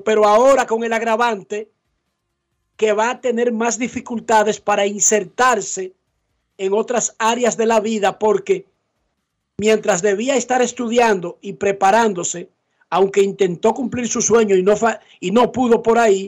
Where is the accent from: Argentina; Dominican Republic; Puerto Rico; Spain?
Dominican Republic; nosotros somos del Caribe, nosotros somos sol de playa, nosotros eh, somos además un país pobre.